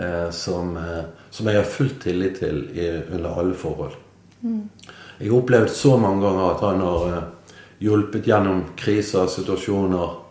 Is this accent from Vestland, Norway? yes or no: yes; Bergen, Vestland, Norway; moved away as an adult; now in Nordhordland, Norway; jeg er jo bergenser. Mm. Så vi Jeg er født og oppvokst i byen